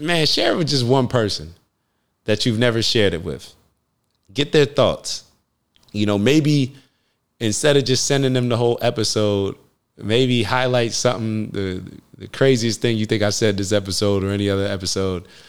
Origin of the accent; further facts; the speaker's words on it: United States; I'm a black man growing up in America